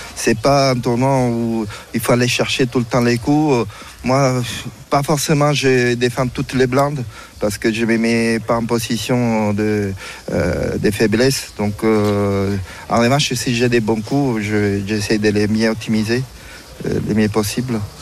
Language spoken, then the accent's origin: French; Italy; now in France; je suis quand même italien